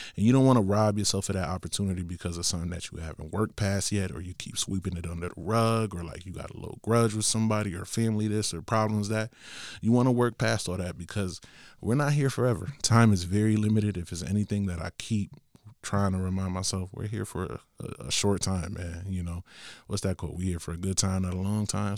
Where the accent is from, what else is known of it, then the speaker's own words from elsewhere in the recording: Bridgeport, Connecticut, United States; I come from Bridgeport, Connecticut